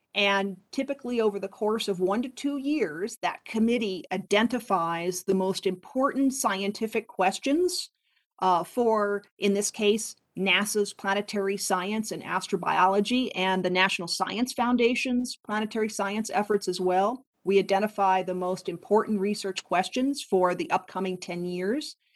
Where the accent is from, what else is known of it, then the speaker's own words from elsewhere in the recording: Poughkeepsie, New York, United States; moved away as an adult; also born or lived in Boulder, Colorado; I grew up about an hour and a half north of Manhattan in New York and uh, would often study not only locally in my hometown of Poughkeepsie